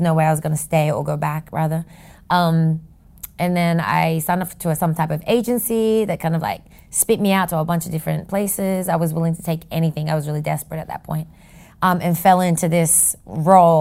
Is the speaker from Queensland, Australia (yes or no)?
no; Sydney, New South Wales, Australia; moved away as an adult; now in New York City, United States; a kid that grew up in Sydney, Australia